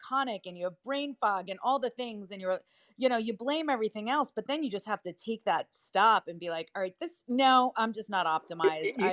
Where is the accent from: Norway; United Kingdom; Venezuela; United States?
United States; Livingston, New Jersey; accent: Jersey; I was born in Livingston. I live in New Jersey. I talk Jersey.